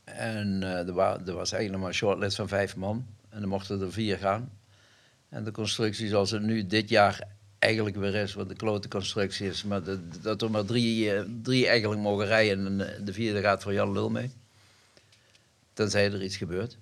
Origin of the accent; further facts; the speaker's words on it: Elsloo, Limburg, Netherlands; In Elslo, waar ik geboren ben. Dat is Zuid-Limburg